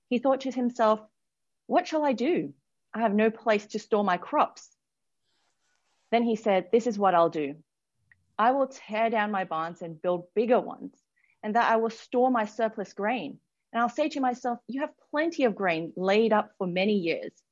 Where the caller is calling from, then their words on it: Sydney, New South Wales, Australia; I work for City Bible Forum and I'm dialing in from Sydney.